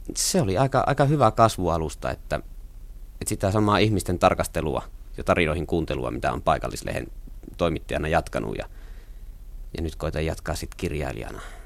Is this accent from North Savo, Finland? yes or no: yes; Nilsiä, North Savo, Finland; born or raised there; accent: Savo dialect